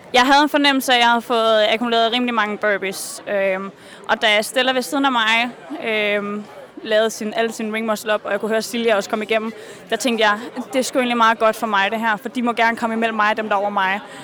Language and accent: Danish; Norway; vi er mange ude fra Norge